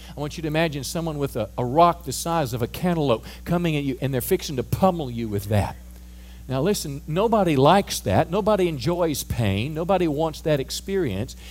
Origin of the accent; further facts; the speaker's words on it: United States; as an American